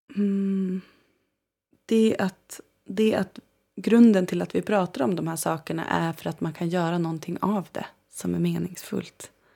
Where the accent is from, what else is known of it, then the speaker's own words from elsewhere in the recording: Umeå, Västerbotten County, Sweden; now in Copenhagen, Denmark; Jag är född i Umeå. Um, I Västerbotten. I Sápmi. Um, mm. Och bodde i en by som heter Bjärnsjö tills jag började skolan ungefär. Då uh, eh, flyttade vi in till Umeå